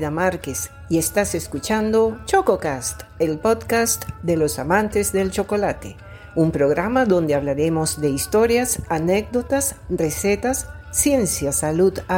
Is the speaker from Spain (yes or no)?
no; Venezuela; Soy médico venezolana